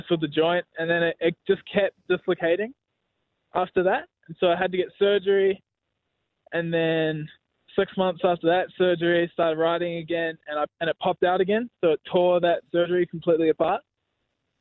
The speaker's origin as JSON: {"language": "English", "country": "New Zealand", "said": "being Kiwi"}